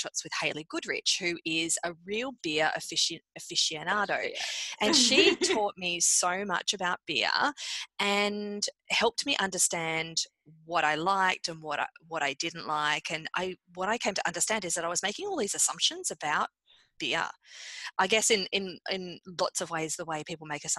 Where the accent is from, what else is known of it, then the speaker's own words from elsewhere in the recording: Australia; also born or lived in Canada; I'm Australian.